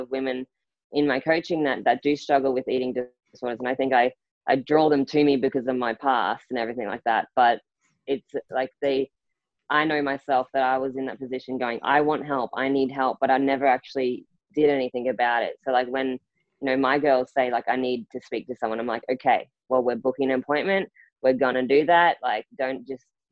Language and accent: English; Rockhampton, Queensland, Australia; moved away as an adult; also born or lived in Townsville; I left my hometown in Rockhampton. So, you know, I went to Townsville